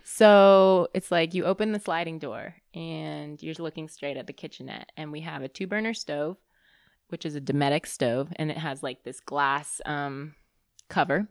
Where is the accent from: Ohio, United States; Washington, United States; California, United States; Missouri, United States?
California, United States; Bay Area; also born or lived in Boston; I grew up in the Bay Area